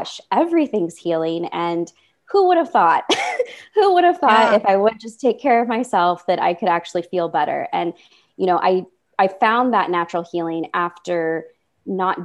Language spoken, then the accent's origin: English; Midwest, United States; I'm from the Midwest.